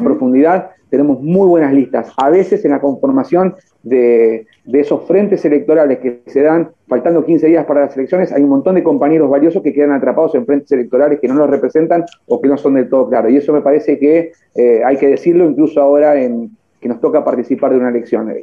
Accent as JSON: {"language": "Spanish", "region": "Buenos Aires Province", "country": "Argentina", "said": "yo soy bonaerense, voy todos los días a Capital, pero pero, soy bonaerense, soy producto del capeluz de la estrada bonaerense"}